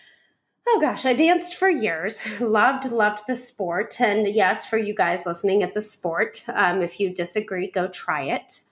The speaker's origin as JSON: {"language": "English", "region": "Nevada", "country": "United States", "tie": "born or raised there", "said": "according to how I was raised to say the things like doors in Nevada"}